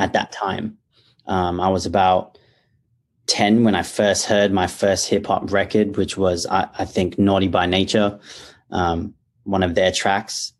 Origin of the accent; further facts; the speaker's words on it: Perth, Western Australia, Australia; I was born and raised in Perth, Australia